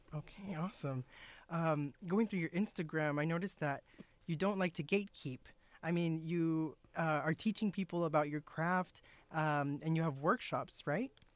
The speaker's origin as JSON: {"language": "English", "region": "South Texas", "country": "United States", "said": "I'm from South Texas"}